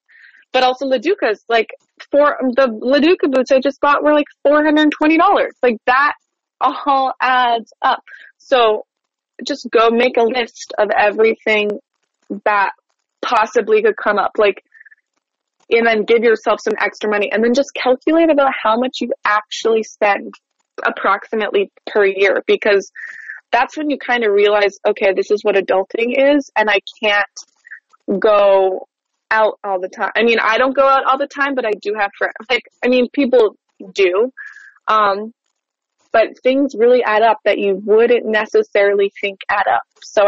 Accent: Winnipeg, Manitoba, Canada; Yeah, Winnipeg, Manitoba.

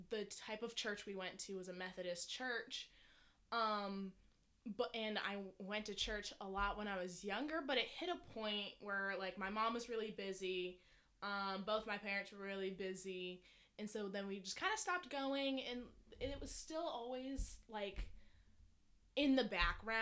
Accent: Decatur, Georgia, United States; I grew up in Decatur, which is right outside of Atlanta

